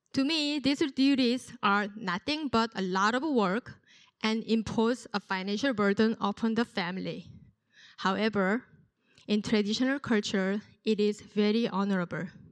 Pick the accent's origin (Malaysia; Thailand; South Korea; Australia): South Korea; moved away; I was born and raised in South Korea.